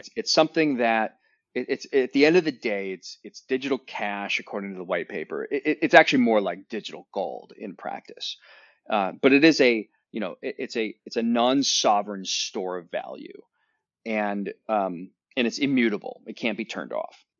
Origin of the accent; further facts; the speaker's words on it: Northern Ohio, United States; I grew up in Northern Ohio where there's two seasons